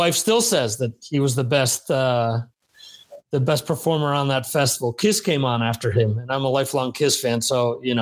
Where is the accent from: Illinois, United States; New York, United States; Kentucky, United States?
New York, United States; the New York area, United States; I grew up in the New York area